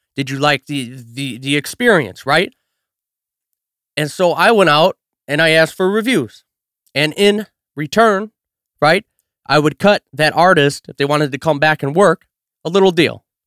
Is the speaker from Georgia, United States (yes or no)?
no; Chicago south suburbs, Illinois, United States; I'm from the South Burbs, man. I grew up twenty minutes from the city